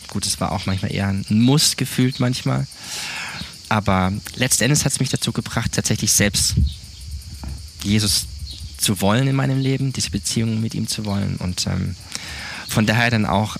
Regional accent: Baden-Württemberg, Germany; moved away as an adult; also born or lived in Neubrandenburg; now in Montpellier, France; ich bin aufgewachsen in Süddeutschland, Südbaden

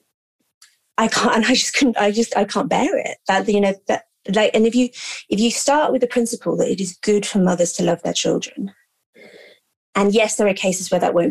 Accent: London, United Kingdom; I grew up in London, middle-class family

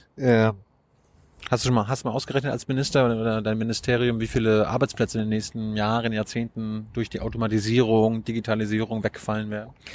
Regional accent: Mecklenburg-Vorpommern, Germany; ich komme aus MacPom

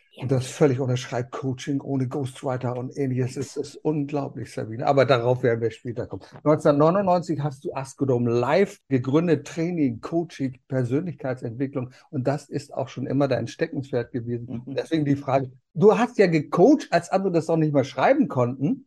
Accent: Berlin, Germany; moved away; Wir kommen ja aus Berlin. Da bin ich geboren. berlin buko Berlin-West

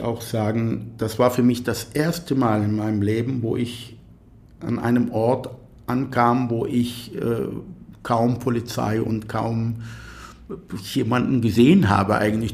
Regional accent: near Tel Aviv, Tel Aviv District, Israel; first language Arabic; German is a second language; moved away as an adult; also born or lived in Athens, Greece / Kiel, Germany; now in Germany; ich bin in, in der Nähe von Tel Aviv geboren und aufgewachsen.

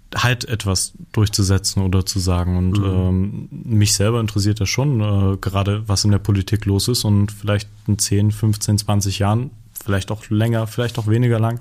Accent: eastern Germany, Germany; bei uns im Osten

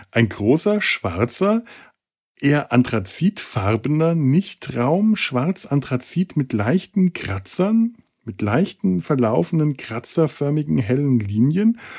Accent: Bavaria, Germany; Als Franke ist ja gerne mal der Bayer das Feindbild, so wie äh, für den Bayern der Preuße das Feindbild ist

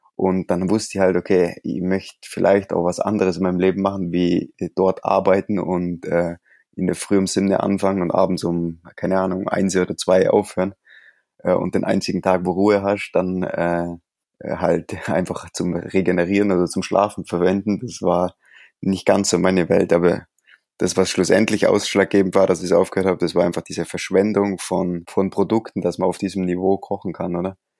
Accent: Allgäu, Bavaria, Germany; also born or lived in near Briançon, France; now in France; ich komme aus dem Allgäu

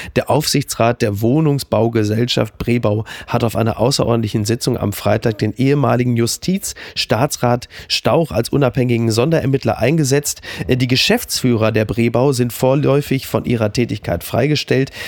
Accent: Germany; wir als Deutsche

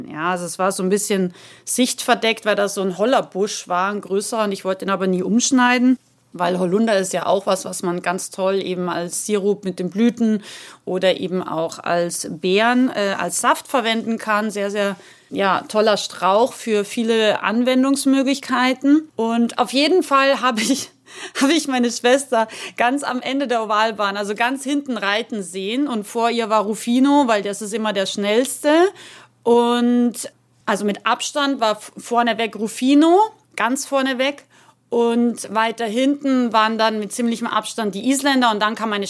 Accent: Salzburg, Austria; ich bin Österreicherin, das wissen ja die meisten von euch und bin in den wunderschönen Salzburger Bergen aufgewachsen.

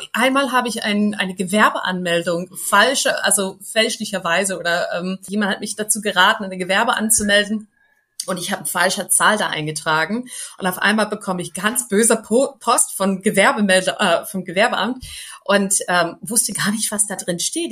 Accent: United States; German is a second language; moved away as an adult; now in Bühl, Germany; als Amerikanerin, als Unternehmerin in Deutschland zu stehen

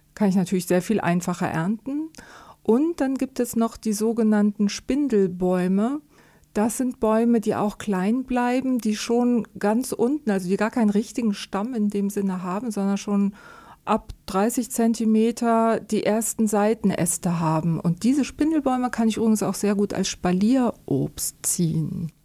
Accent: Germany; bei uns in Deutschland

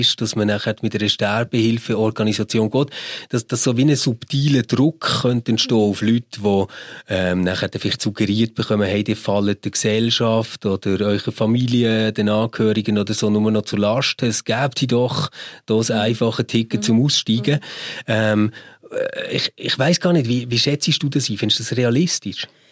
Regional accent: Switzerland; bei uns in der Schweiz

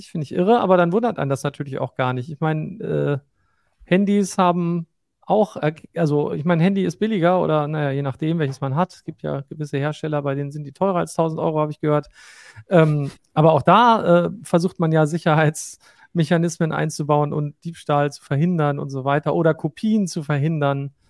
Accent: Northern Germany, Germany; wir sind irgendwann aus Norddeutschland ins Rheinland gezogen

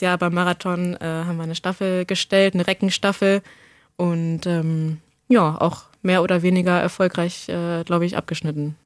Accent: Hanover, Lower Saxony, Germany; now in Braunschweig, Germany; also bin in Hannover geboren, habe auch lange hier im Umland auf dem Dorf gelebt.

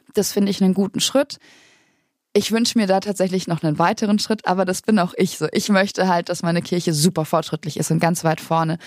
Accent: Bavaria, Germany; ich komme aus Bayern, aus einem sehr kleinen Ort, ganz weit im Süden

